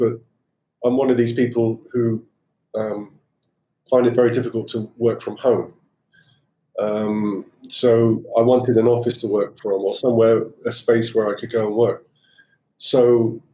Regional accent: Cornwall, South West England, United Kingdom; I learned to sail when I was about 11, growing up in Cornwall.

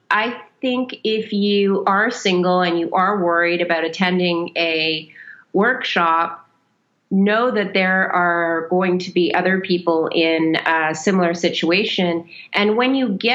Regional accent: Canada; now in Saudi Arabia; we currently live in Saudi Arabia and we're Canadian

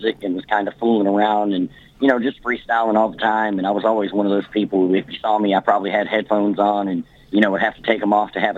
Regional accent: Kentucky, United States; also born or lived in Fairbanks, Alaska; So I'm from Kentucky. I grew up military, Brad. I was actually born in Fairbanks, Alaska. I lived there until I was about 3 years old.

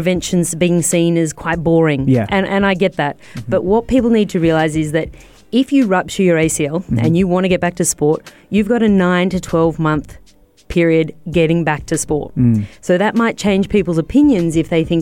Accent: Australia; I know a lot about Aussie rules because I'm Australian and that's the sport I follow

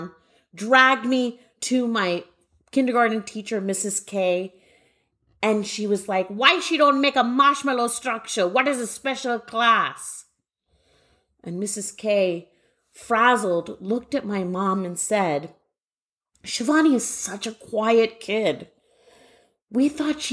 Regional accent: Guelph, Ontario, Canada; now in Waltham, United States; I grew up in Guelph, Ontario, Canada

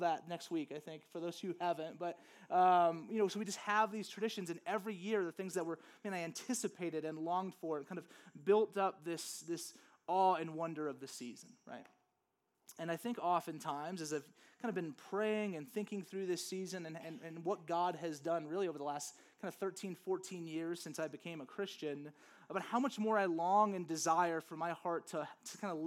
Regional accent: Louisiana, United States; now in Flagstaff, United States; growing up in Louisiana, there's just nothing really

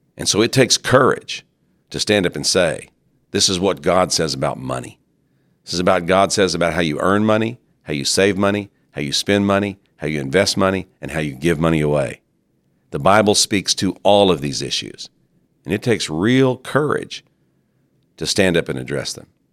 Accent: United States; In the American church

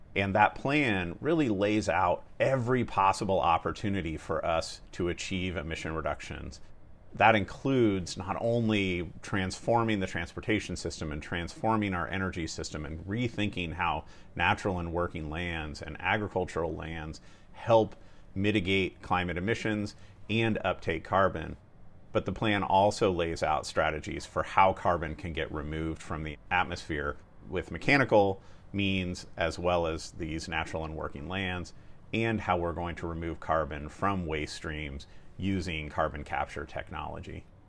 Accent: Napa, California, United States; I grew up in Northern California, in a small town called Napa

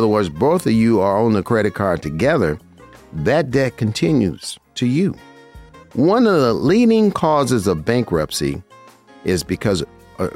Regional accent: Las Vegas, Nevada, United States; I was born and raised in Vegas

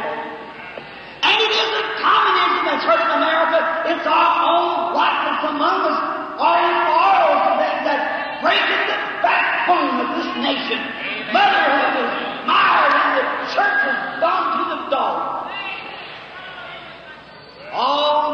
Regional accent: United States; I'm American

